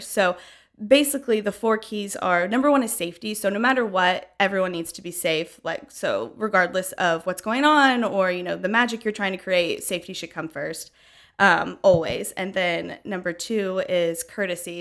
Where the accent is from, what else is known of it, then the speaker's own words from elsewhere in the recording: Franklin, Tennessee, United States; moved away as an adult; now in Knoxville, United States; I grew up in Franklin, Tennessee, been here basically my whole life